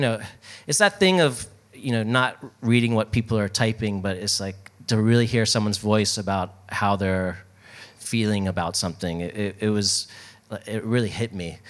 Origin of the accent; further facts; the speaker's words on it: Baltimore, Maryland, United States; moved away; also born or lived in New York; I'm from Baltimore originally. So when I moved to New York